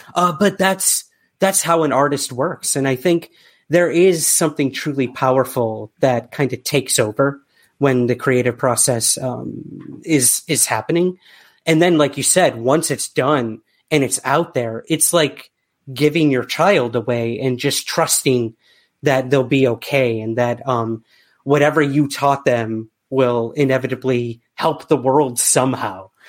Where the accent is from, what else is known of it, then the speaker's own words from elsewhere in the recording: United States; now in United Kingdom; as a American